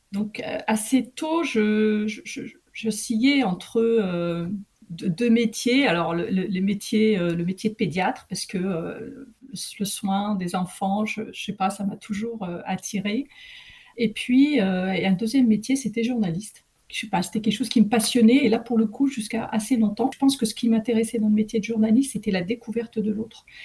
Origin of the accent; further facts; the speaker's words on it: Amiens, Hauts-de-France, France; also born or lived in Tétouan, Morocco; j'ai grandi là-bas, j'ai eu toute mon enfance euh, à Amiens